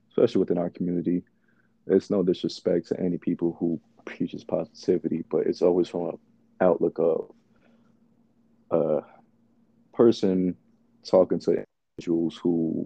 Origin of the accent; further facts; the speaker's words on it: Lithonia, Georgia, United States; also born or lived in Bronx, New York; before I moved to Atlanta, by the, you know, grace of my parents, I grew up in the Bronx for a brief period of my lifestyle